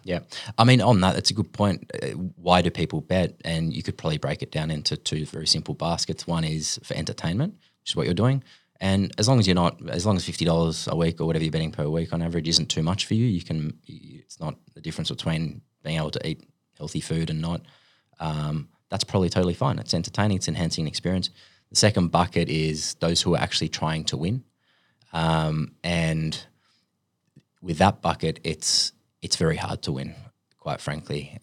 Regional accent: Sydney, New South Wales, Australia; also born or lived in Finland / United States; I was born in Finland. My family moved here when I was five. Um, yeah, b, grew up in Sydney

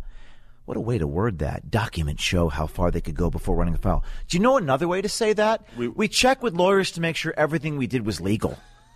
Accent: Hudson Valley, New York, United States; I'm from the Hudson Valley.

